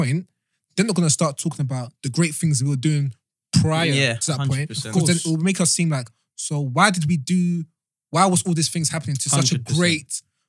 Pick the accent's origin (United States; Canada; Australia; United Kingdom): United Kingdom; So I think it is important, especially as Black British boys, to know our history because we do live in the UK.